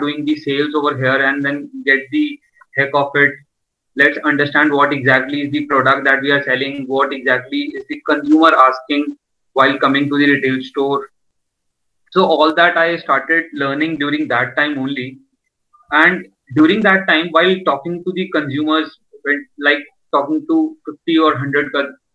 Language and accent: English; Delhi, India; I'm from Delhi